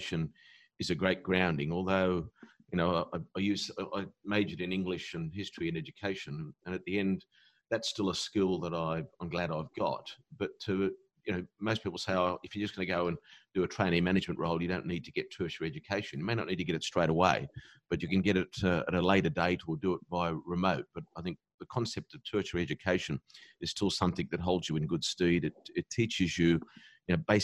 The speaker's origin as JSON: {"language": "English", "town": "Sydney", "region": "New South Wales", "country": "Australia", "tie": "born or raised there", "also_born_or_lived": "Birmingham, England"}